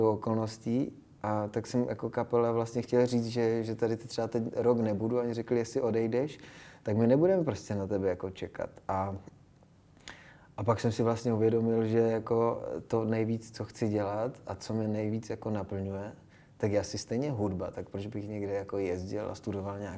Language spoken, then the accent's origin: Czech; Czechia; first language Japanese; myslím, že ne, že jsem, že jsem docela jako Čech a Eh, že jsem vlastně úplně Čech, takže jestli, tak možná vizuálně, možná trošku jsem jako po mamce